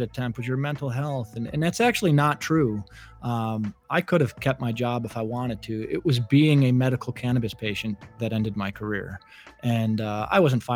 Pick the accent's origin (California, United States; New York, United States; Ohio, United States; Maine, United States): New York, United States; Buffalo; I grew up in Buffalo, New York, lovely Buffalo, New York